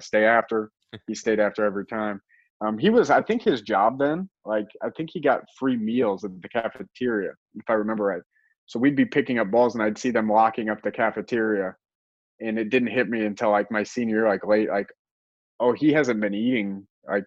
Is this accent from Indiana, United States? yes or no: yes; Indiana, United States; moved away as an adult; now in Ohio, United States; I grew up in Indiana